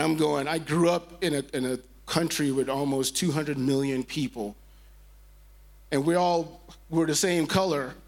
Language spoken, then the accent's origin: English; Nigeria; moved away; I grew up in Nigeria, in West Africa